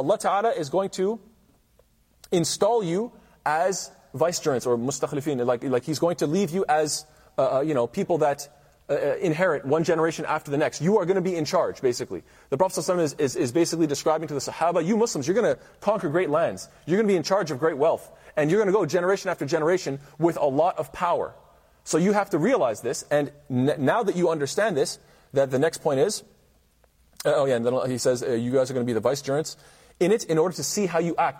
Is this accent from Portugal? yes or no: no; Canada; as a Canadian